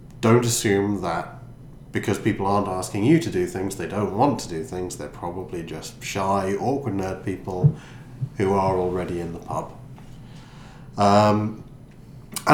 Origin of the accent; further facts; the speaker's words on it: United Kingdom; we're all British